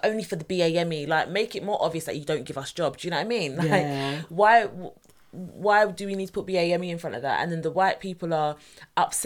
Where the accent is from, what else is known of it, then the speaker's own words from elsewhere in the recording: United Kingdom; being in Britain? At least we know where our roots are